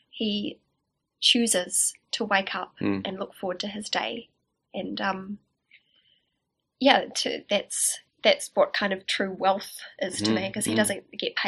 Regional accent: Upper Hutt, Wellington, New Zealand; also born or lived in Gisborne; I grew up in Upper Hutt, and I went to school in Lower Hutt

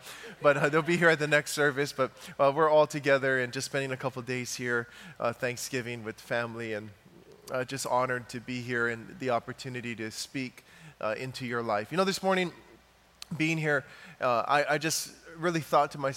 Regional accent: Big Island of Hawaii, United States; I'm from Hawaii, from the big island of Hawaii

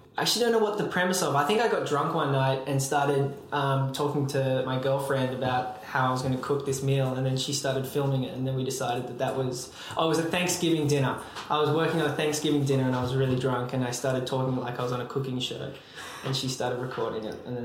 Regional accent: Australia; now in New York, United States; I work in marketing, content, and hopefully soon to be brand strategy. I moved from Australia to New York 2.5 years ago, very much on a whim

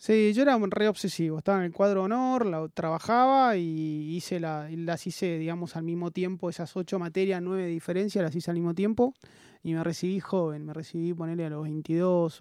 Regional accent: Buenos Aires, Argentina; also born or lived in Mercedes, Buenos Aires Province; nací acá en Buenos Aires, eh, soy mitad porteño, mitad del interior de, Buenos Aires, de Mercedes, provincia de Buenos Aires, que mi, madre es de ahí

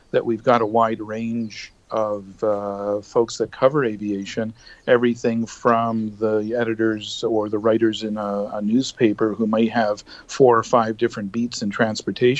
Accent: Canada; as a Canadian aviation journalist and a proud Canadian and as well a Canadian taxpayer

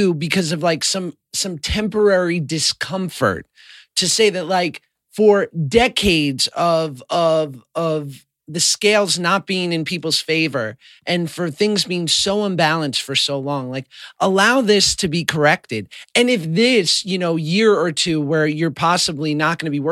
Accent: New York City, New York, United States; I grew up in New York City

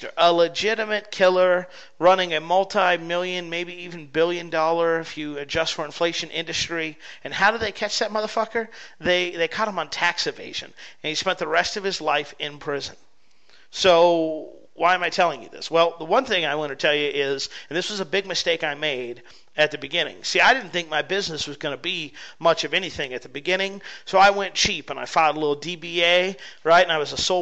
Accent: United States; as an American

